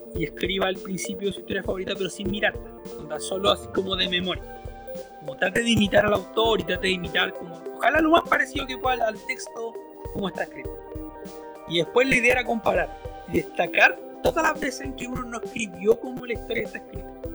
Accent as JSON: {"language": "Spanish", "country": "Chile", "said": "la gente de mi pueblo, para, para la gente de Chile"}